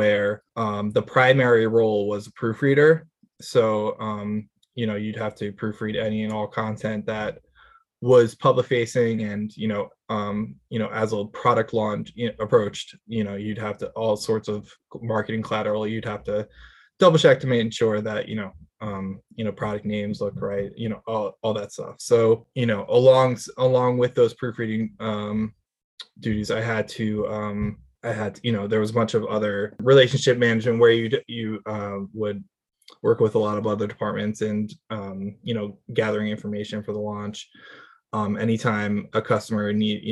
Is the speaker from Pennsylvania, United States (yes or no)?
yes; Villanova, Pennsylvania, United States; I grew up around Villanova